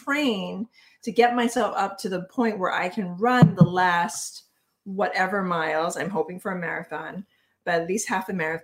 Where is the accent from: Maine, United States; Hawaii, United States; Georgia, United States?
Hawaii, United States; I'm from Hawaii